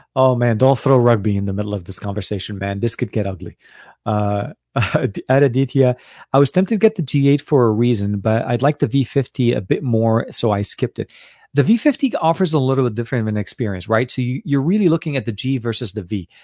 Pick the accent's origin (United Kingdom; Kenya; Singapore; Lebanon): Lebanon; now in United States; I was born and raised in Lebanon till before I came to the U S.